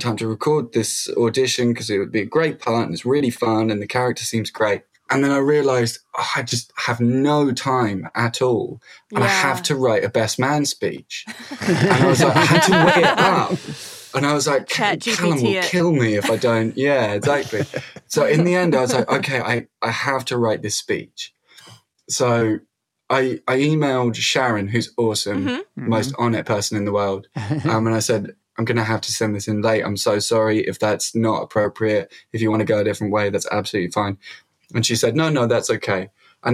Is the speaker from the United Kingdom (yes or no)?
yes; London, United Kingdom; now in Brighton, United Kingdom; So yeah, I'm from London. I live in a town outside London called Brighton